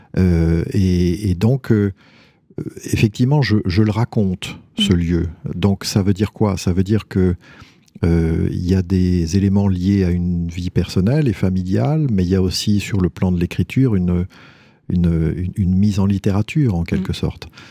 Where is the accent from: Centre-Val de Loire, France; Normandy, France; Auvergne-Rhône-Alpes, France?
Centre-Val de Loire, France; near Tours; J'ai grandi en Indre-et-Loire, euh, près d'une ville